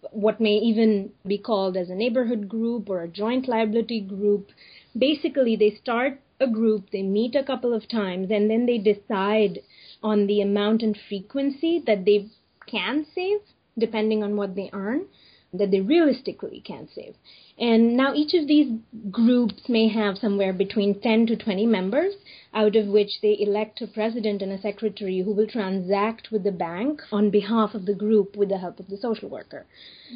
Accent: India; I'm from India

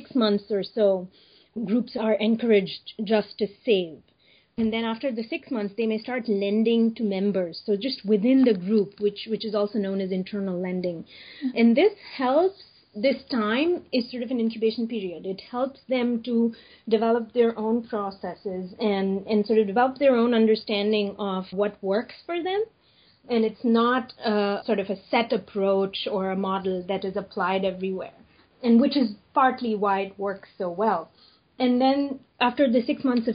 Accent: India; I'm from India

